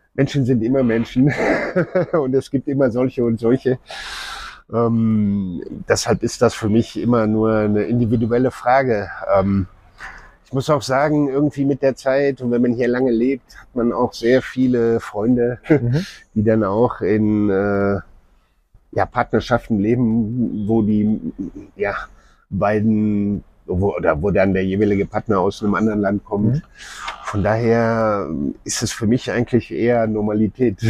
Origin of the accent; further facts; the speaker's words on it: Germany; now in Nairobi, Kenya; wir auch als ja, Deutsche oder Europäer